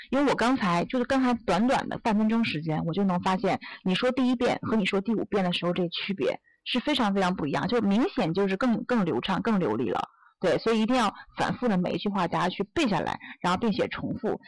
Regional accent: China; 我们中国人，咱们是不是会这样说呀

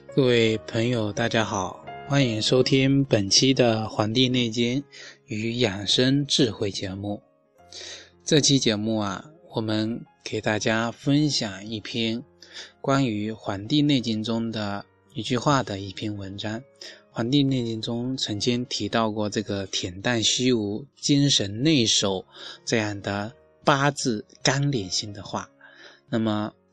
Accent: Xinjiang, China; moved away; 我们新疆那边许多人天天吃肉，照样健康长寿

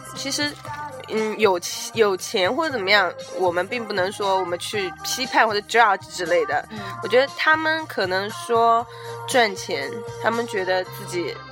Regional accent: China; 我们中国人

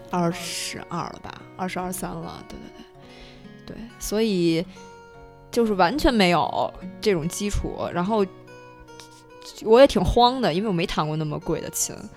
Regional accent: Beijing, China; 因为我是北京的

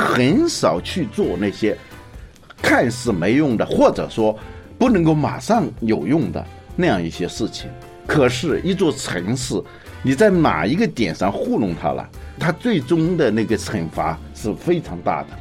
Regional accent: Hubei, China; now in Beijing, China; 这是湖北，这是我们的老家

